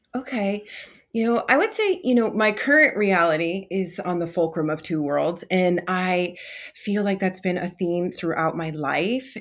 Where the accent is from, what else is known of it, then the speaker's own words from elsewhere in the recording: Vermont, United States; I'm from the East Coast in Vermont